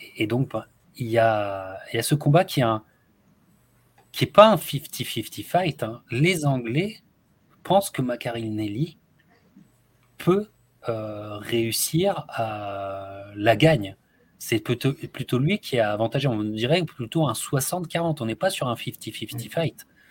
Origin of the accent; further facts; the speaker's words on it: France; en tant que Français